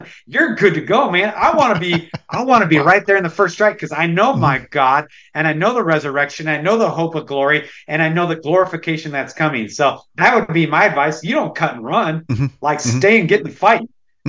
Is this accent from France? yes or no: no; United States; I am born and raised on the Mississippi River, spent my whole life on the Mississippi River.